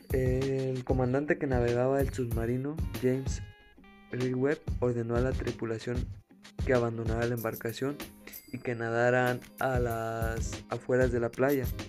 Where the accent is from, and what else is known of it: Mexico